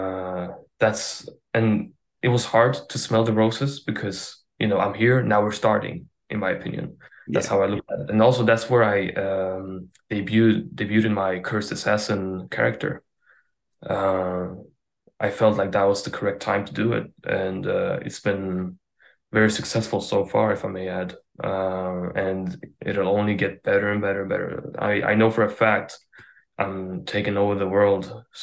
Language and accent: English; Sweden; I'm Swedish.